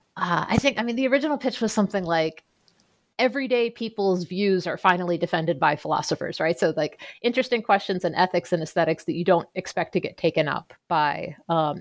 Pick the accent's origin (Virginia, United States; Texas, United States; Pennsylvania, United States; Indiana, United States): Pennsylvania, United States; Pittsburgh; I grew up outside of Pittsburgh um, okay. in a suburb south of the city